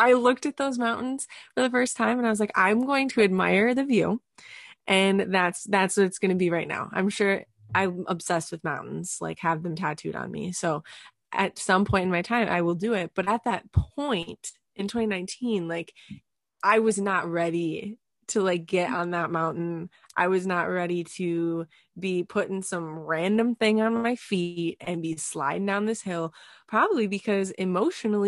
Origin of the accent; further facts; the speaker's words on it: Escanaba, Michigan, United States; I grew up in Upper Michigan